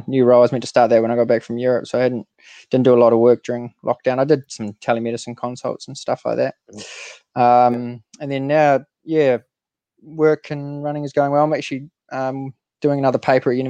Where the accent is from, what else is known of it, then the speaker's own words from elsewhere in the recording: New Zealand; as most Kiwi kids did